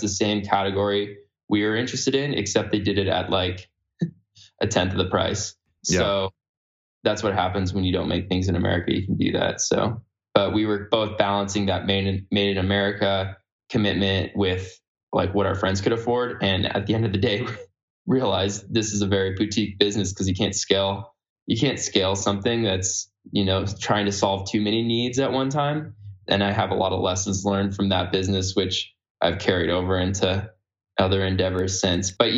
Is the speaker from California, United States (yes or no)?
yes; California, United States; I grew up in California